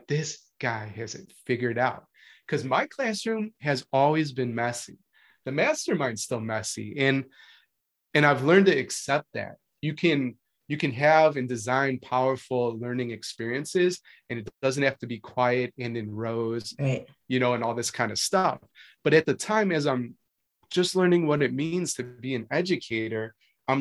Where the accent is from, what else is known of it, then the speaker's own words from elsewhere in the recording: Chicago, Illinois, United States; moved away as an adult; also born or lived in Marietta, Georgia; I'm moving from Chicago, a Midwestern boy, right? And an urban boy to Marietta, Georgia